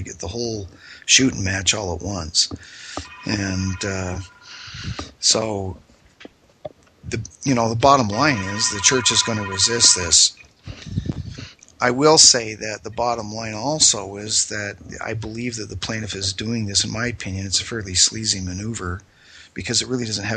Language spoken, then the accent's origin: English; Sandy, Utah, United States; I grew up in Sandy, Utah